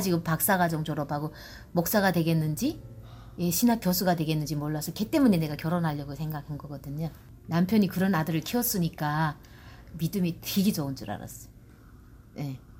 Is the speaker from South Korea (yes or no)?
no; North Korea; now in Georgia, United States; 나는 이제 이북 사람이고